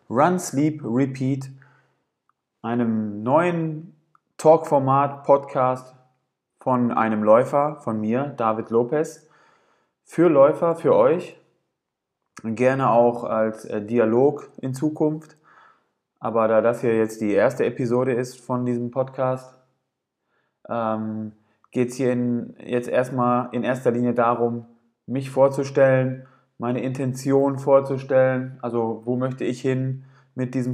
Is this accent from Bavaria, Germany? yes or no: no; Gelsenkirchen, North Rhine-Westphalia, Germany; am 17. Mai diesen Jahres sollte im Ruhrgebiet in Gelsenkirchen, ich bin aus Gelsenkirchen, ähm, sollte der Viva West Marathon stattfinden.